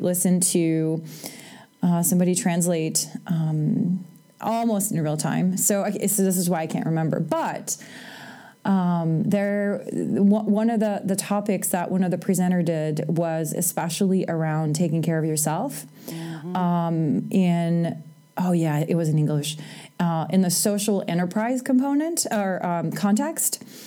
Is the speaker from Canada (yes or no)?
yes; Canada; moved away as an adult; also born or lived in United States; I'm Canadian